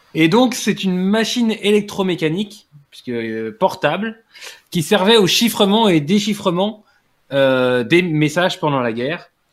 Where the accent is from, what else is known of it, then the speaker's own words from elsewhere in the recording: France; je suis français